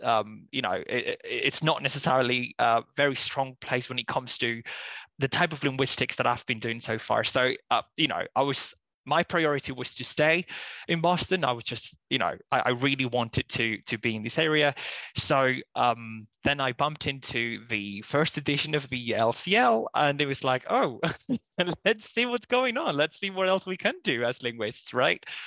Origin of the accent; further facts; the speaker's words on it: Spain; first language Spanish; English is a second language; moved away as an adult; I'm originally from Spain, so I just did uh, all my kind of university ed- education there mostly